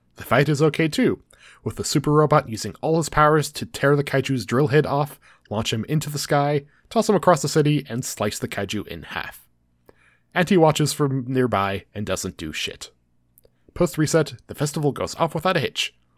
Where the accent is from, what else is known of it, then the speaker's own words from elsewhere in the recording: United States; we're from America